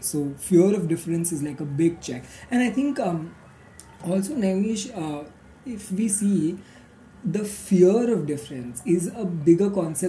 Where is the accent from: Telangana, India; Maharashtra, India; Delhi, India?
Maharashtra, India; Marathi majority Hindu community; growing up in Marathi majority Hindu community